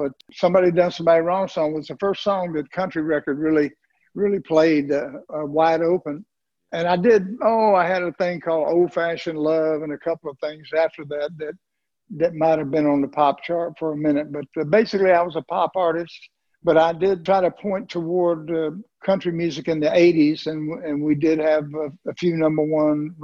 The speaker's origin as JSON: {"language": "English", "region": "the South", "country": "United States", "tie": "born or raised there", "said": "growing up in the South"}